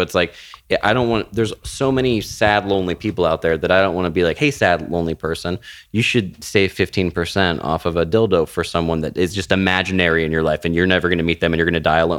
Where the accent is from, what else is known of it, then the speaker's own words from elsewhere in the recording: Florida, United States; moved away; I was raised in Florida